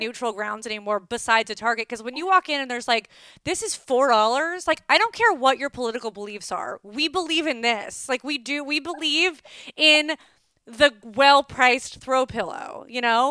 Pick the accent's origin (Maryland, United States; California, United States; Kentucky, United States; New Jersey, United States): California, United States; Calabasas; I'm from Calabasas